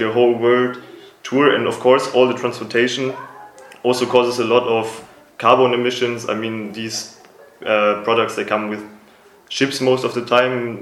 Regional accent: Germany; moved away as an adult; now in Macedonia; I'm from Germany

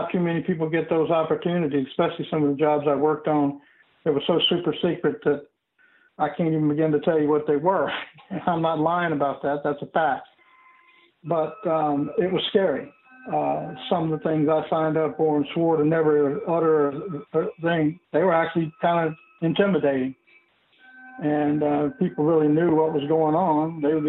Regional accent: the South, United States; And I come from a poor background. I am very familiar with the quote-unquote black culture that I was raised in the South.

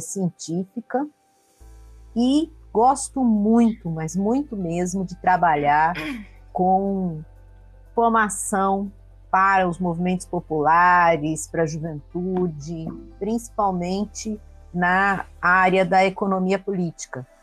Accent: São Paulo, Brazil; moved away as an adult; now in Vitória da Conquista, Brazil; eu sou paulistana de nascença, mas moro há nove anos em Vitória da Conquista, na Bahia

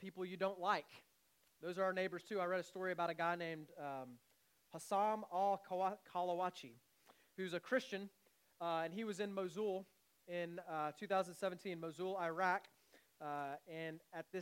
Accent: United States; now in Canada; I'm from the States

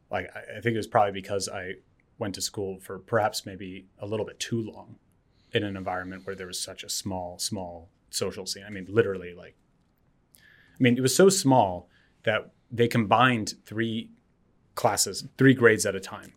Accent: Berkeley, California, United States; I, I grew up, um, in Berkeley

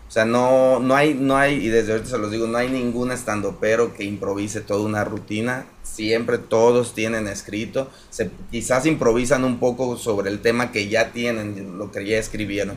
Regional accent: Apatzingán, Michoacán, Mexico; moved away as an adult; also born or lived in Mexico City, Mexico / Prague, Czech Republic; soy de aquí de Patzingán

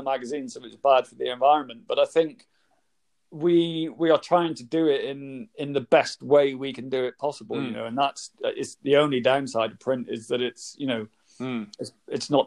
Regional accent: Gloucester, South West England, United Kingdom; I am from Gloucester

